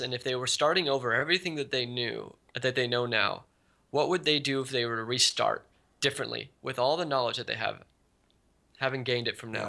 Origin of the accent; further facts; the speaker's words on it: Silicon Valley, California, United States; also born or lived in Hawaii; I've been growing up in Silicon Valley. Well, I was originally born in Hawaii, and then, then I moved to Silicon Valley when I was about ten